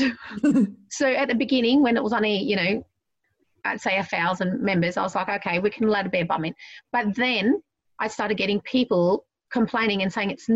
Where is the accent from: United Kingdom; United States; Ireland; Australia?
Australia; I'm still Aussie